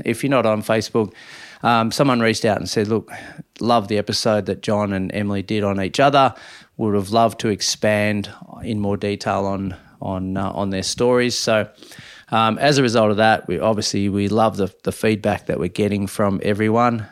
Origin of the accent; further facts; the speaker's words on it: Minyip, Victoria, Australia; moved away; I've always wanted to be a ratepayer back in my hometown